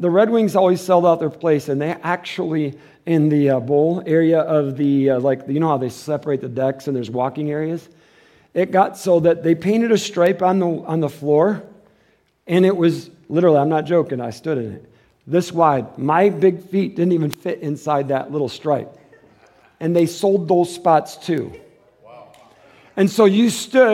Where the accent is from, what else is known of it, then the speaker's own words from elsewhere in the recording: Detroit, Michigan, United States; I'm from Detroit